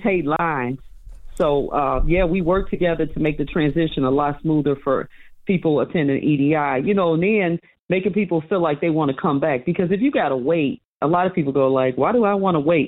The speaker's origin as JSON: {"language": "English", "town": "Chicago", "region": "Illinois", "country": "United States", "tie": "born or raised there", "said": "I was born and raised in Chicago"}